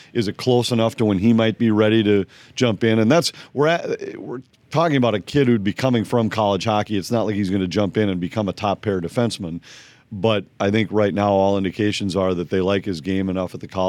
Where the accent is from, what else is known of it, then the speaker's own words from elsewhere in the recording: New Brighton, Minnesota, United States; I was growing up in the New Brighton area, so I was on my way to Irondale High School.